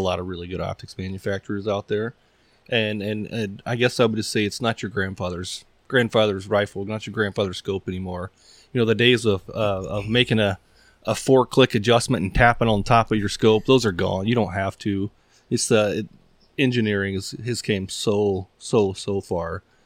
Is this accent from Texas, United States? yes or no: yes; East Texas, United States; moved away; also born or lived in Midwest; I grew up in East Texas where you weren't really shooting, shooting things that far